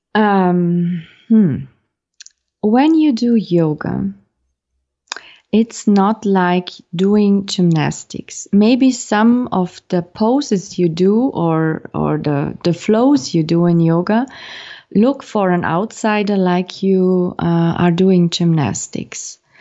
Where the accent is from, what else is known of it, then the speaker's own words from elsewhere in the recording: Austria; teaching uh, in Austria in my home country